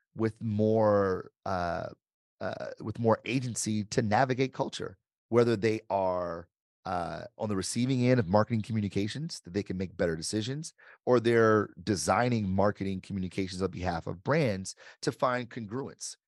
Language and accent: English; Detroit, Michigan, United States; I grew up, born and raised in Detroit